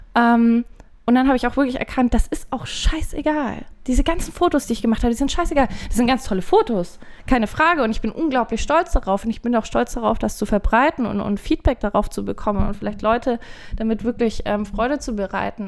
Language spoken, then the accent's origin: German; Forchheim, Bavaria, Germany; moved away; ich komme nämlich ursprünglich aus Forchheim Forchheim liegt im äh, schönen Bayern, aber wer aus Forchheim kommt, also das sind Franken so.